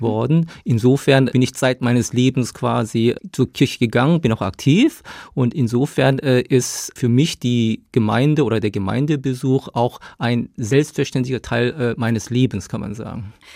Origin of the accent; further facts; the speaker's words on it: Dinslaken, North Rhine-Westphalia, Germany; first language Korean; German is a second language; moved away as an adult; also born or lived in South Korea / Tübingen; now in Stuttgart, Germany; ich bin aufgewachsen im Ruhrgebiet in Dienstlaken